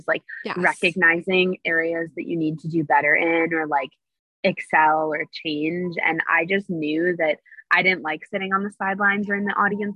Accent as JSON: {"language": "English", "town": "New York City", "region": "New York", "country": "United States", "tie": "born or raised there", "moved": "yes", "said": "I'm born and raised in New York City"}